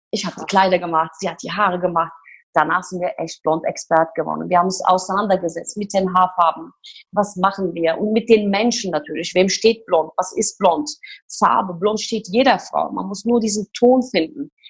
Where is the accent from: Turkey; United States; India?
Turkey; So, ich komme ja aus der Türkei, wie, wie du das auch kennst. Ist, ich wusste schon immer, dass ich was Kreatives machen wollte, mhm. weil als wir aufgewachsen sind in der Türkei, da gab es kein Fernsehen, keine Magazine.